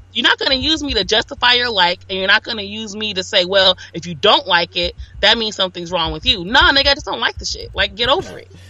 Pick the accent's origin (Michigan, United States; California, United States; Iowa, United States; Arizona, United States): California, United States; Los Angeles; I grew up around gangs. I'm from South Central LA.